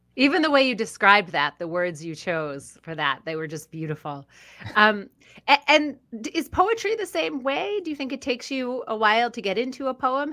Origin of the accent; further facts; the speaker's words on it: Philadelphia, Pennsylvania, United States; A publishing house out of Philadelphia, Pennsylvania, my hometown